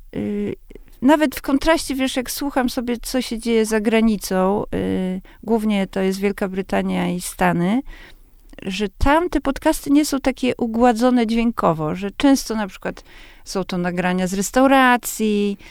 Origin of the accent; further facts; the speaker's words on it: Warsaw, Masovian Voivodeship, Poland; z baru mlecznego, który był y, na warszawskich Bielanach naprzeciwko mojego bloku